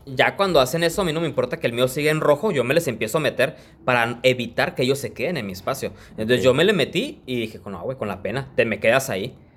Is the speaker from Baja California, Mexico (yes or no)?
yes; Tijuana, Baja California, Mexico; yo soy de aquí, de Tijuana